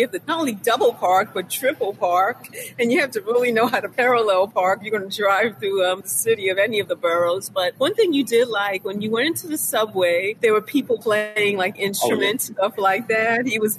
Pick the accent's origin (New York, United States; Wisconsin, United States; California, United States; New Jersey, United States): New York, United States; No, it's my city, my hometown, where I grew up.